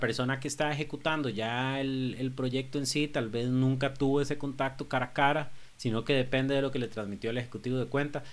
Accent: Costa Rica; cómo somos como costarricenses

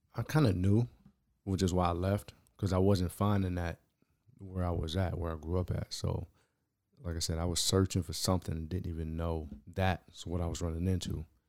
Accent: San Diego, California, United States; moved away as an adult; also born or lived in Baltimore; somebody black growing up in San Diego

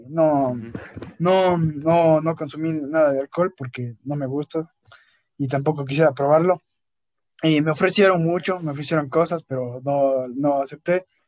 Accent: Ecuador; also born or lived in Cuenca, Ecuador; salí de Ecuador, entonces me olvidé de mi familia de Ecuador

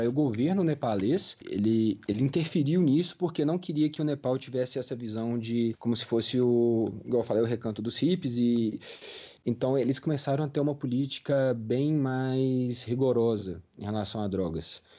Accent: Brazil; a gente como brasileiro

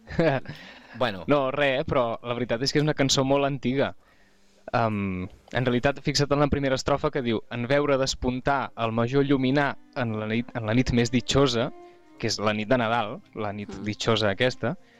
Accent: Catalonia, Spain; nosaltres a Catalunya

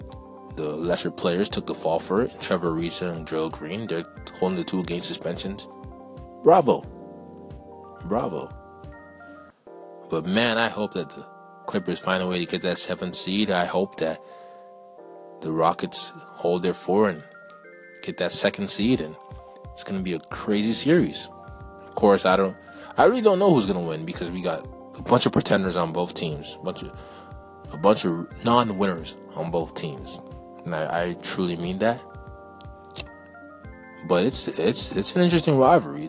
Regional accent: Canada; I'm Canadian

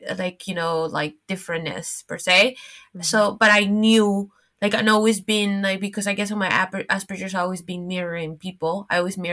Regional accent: Miami, Florida, United States; moved away as an adult; also born or lived in New York; now in Paris, France; growing up in Miami

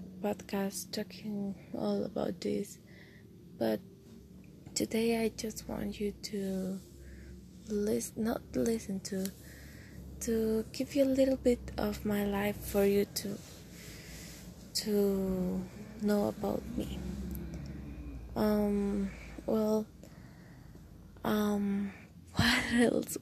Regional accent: Costa Rica; English is a second language; I'm from Costa Rica. I'm 17 years old. I speak English, not like a pro, but I can do it

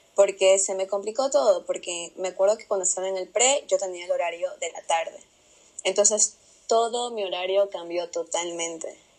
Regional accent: Pasaje, El Oro, Ecuador; yo soy de Pasaje del Oro

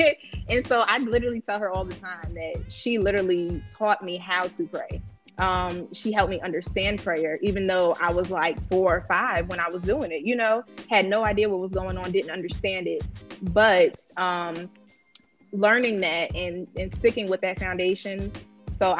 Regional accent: New York, United States; I grew up in New York

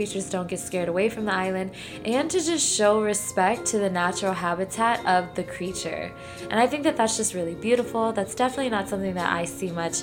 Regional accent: New Orleans, Louisiana, United States; my hometown, New Orleans

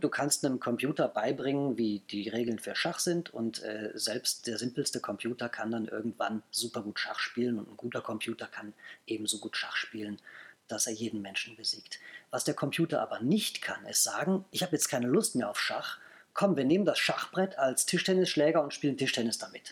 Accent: Bonn, North Rhine-Westphalia, Germany; now in Berlin, Germany; Ich bin gebürtiger Bonner

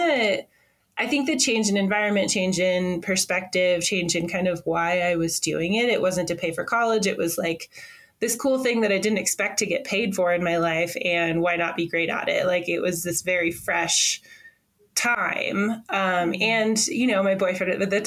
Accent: Washington, United States; I am American, first of all, from the United States of America. I grew up in Washington State, which is like the northwest corner of the country.

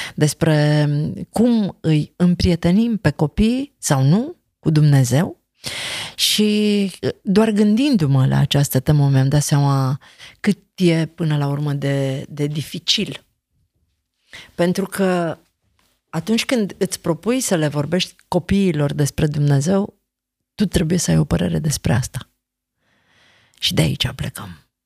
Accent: Transylvania, Romania; eu am crescut în Ardeal

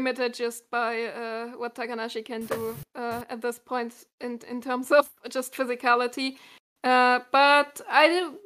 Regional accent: Germany; accent: German

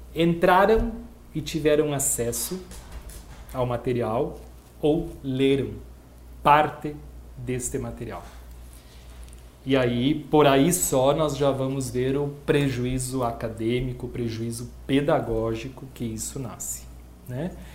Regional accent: Brazil; enquanto brasileiros

